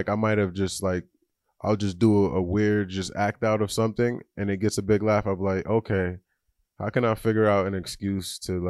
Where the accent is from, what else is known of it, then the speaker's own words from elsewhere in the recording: Long Island, New York, United States; moved away as an adult; now in Brooklyn, United States; Yeah, I'm from Long Island. I've been living in Brooklyn the last like year and some change.